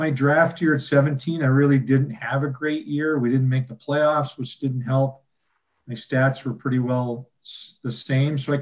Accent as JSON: {"language": "English", "town": "Vancouver", "region": "British Columbia", "country": "Canada", "also_born_or_lived": "Milwaukee / Midwest", "moved": "as an adult", "said": "I'm from Vancouver"}